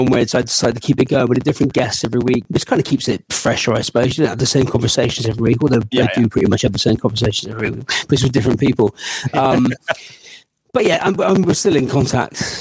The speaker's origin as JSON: {"language": "English", "town": "Bristol", "region": "South West England", "country": "United Kingdom", "accent": "Bristolian", "said": "I don't think I actually sound very Bristolian"}